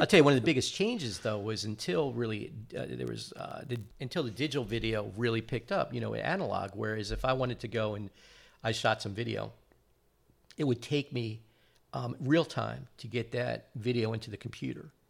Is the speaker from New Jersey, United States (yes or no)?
yes; New Jersey, United States; growing up in New Jersey